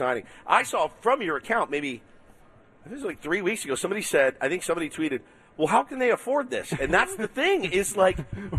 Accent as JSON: {"language": "English", "area": "Dallas-Fort Worth area", "region": "Texas", "country": "United States", "tie": "born or raised there", "said": "I grew up in the Dallas-Fort Worth area."}